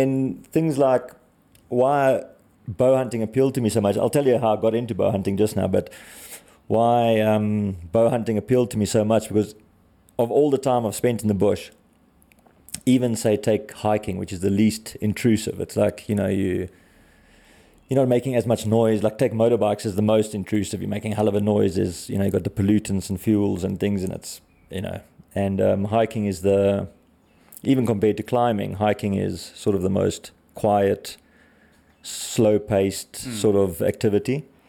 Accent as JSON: {"language": "English", "town": "Wilderness", "region": "Western Cape", "country": "South Africa", "tie": "born or raised there", "lives_now": "Johannesburg, South Africa", "said": "Wilderness, yeah. Southern Cape, South Africa, yeah."}